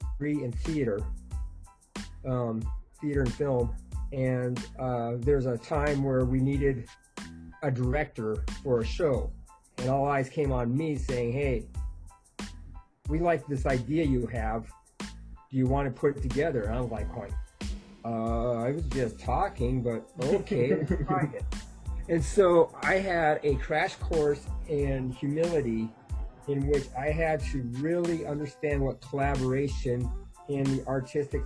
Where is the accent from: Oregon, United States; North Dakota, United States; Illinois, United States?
North Dakota, United States; And then I grew up in North Dakota, which is the middle of the United States and cold.